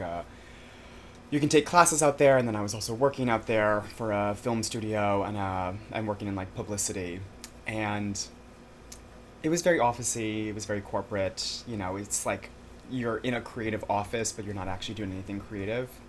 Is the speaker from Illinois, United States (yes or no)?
no; Glen Rock, New Jersey, United States; also born or lived in Connecticut / Albany, New York; I grew up, quote unquote, in Jersey